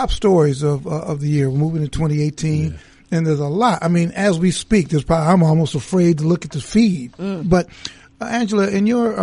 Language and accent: English; Chicago, Illinois, United States; now in New York City, United States; I grew up in Chicago